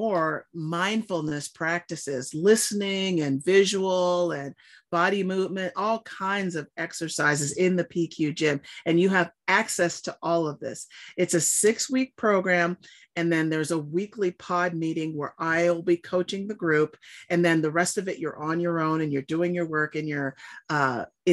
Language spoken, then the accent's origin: English; Southern California, United States; I grew up in Southern California near all the beaches